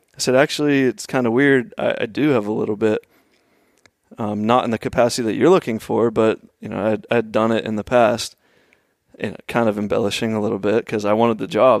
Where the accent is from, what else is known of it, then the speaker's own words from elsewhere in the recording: Oakmont, Pennsylvania, United States; I grew up just outside of Pittsburgh, um, maybe twelve miles east in a little town, Oakmont